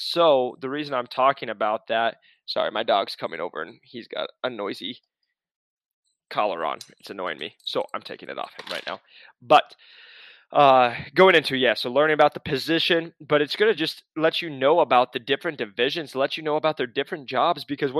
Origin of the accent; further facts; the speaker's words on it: Iowa, United States; So I don't tell people I'm from Iowa anymore. I have to tell them I'm from Arizona because I'm a wimp.